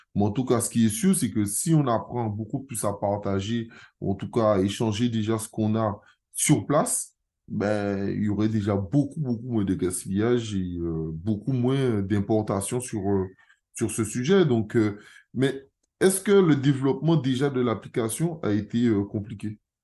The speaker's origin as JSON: {"language": "French", "country": "Guadeloupe", "said": "je suis guadeloupéen"}